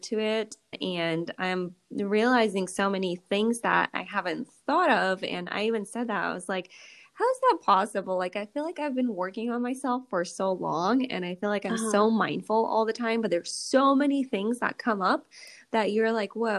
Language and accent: English; Russia; moved away; I grew up in Russia